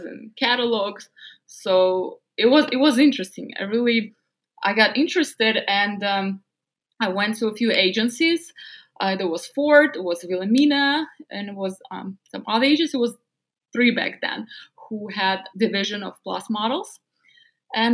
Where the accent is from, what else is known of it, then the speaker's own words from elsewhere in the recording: Novosibirsk, Novosibirsk Oblast, Russia; English is a second language; moved away as an adult; now in United States; I grew up in a small scientific town in a very cold city in Siberia called Novosibirsk.